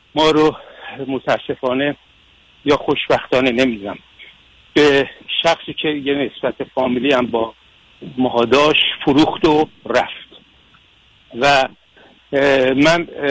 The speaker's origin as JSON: {"language": "Persian", "country": "Iran", "also_born_or_lived": "Istanbul, Turkey", "moved": "as an adult", "lives_now": "United States", "said": "مجدد برگشتم به ایران و در ایران شروع به کار که کرده بودم"}